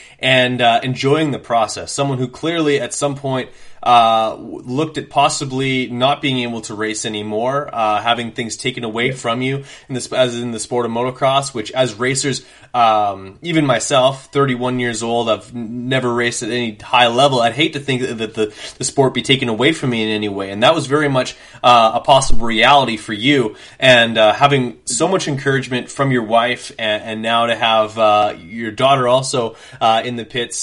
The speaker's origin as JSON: {"language": "English", "country": "Canada", "said": "myself as a Canadian"}